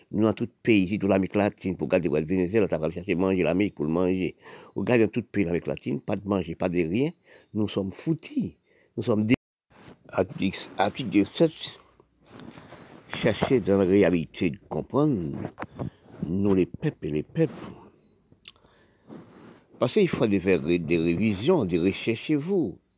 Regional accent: Haiti; born there; Parce que je suis né en Haïti.

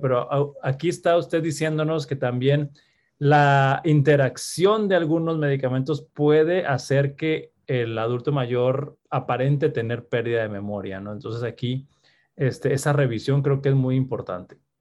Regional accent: Mexico; como sociedad mexicana

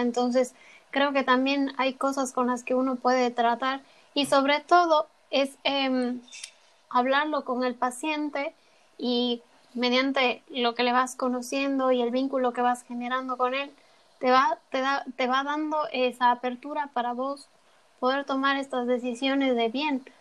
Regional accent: Ecuador; now in Spain; la merienda que conocemos en Ecuador

